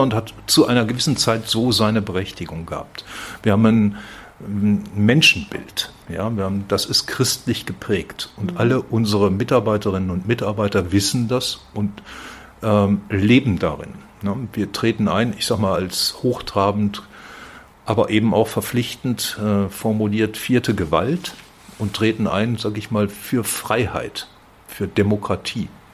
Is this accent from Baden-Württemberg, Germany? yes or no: no; Werl, North Rhine-Westphalia, Germany; accent: Westphalian; moved away as an adult; also born or lived in Bielefeld / Frankfurt; now in Fulda, Germany; Ich bin gebürtiger Westfale, mhm. werde das nie ganz ablegen